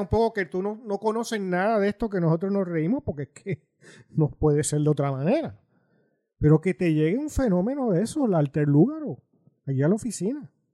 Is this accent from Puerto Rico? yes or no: yes; Puerto Rico; somos puertorriqueños